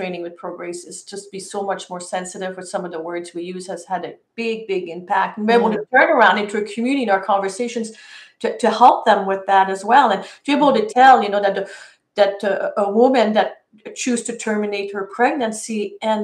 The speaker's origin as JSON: {"language": "English", "country": "Canada", "said": "I'm from Canadian."}